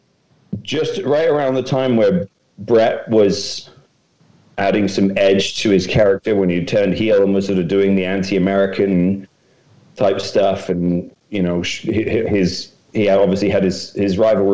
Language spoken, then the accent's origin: English; Docking, East of England, United Kingdom; I grew up in Docking, a little village, probably had 1,000 people in it. And so when you grow up in rural Norfolk like